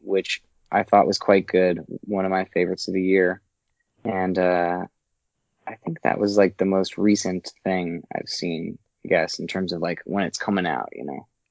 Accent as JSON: {"language": "English", "town": "Las Vegas", "region": "Nevada", "country": "United States", "tie": "born or raised there", "moved": "yes", "said": "I grew up in Las Vegas"}